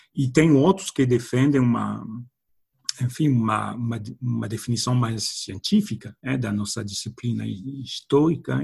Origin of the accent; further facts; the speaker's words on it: France; Portuguese is a second language; moved away; sendo francês